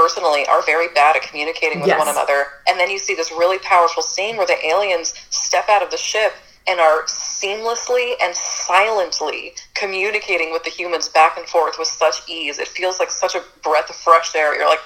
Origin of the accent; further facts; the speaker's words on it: hometown where Signs was filmed, Pennsylvania, United States; it was filmed in my hometown